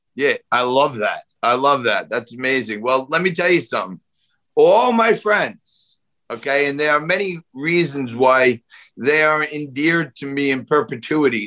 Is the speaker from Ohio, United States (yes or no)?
no; New York City, New York, United States; accent: New York; also born or lived in Staten Island; I don't want to get rid of my New York accent